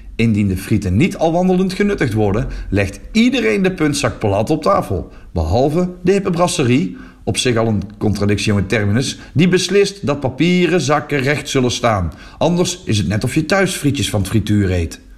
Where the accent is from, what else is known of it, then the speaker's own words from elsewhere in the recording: Netherlands; now in Flanders, Belgium; in mijn geboorteland